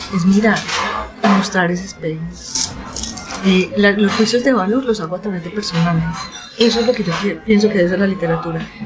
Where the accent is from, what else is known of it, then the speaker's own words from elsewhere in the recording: Antioquia, Colombia; accent: paisa; Fui una niña que estudió en varios colegios, además. Entonces yo he andado la ciudad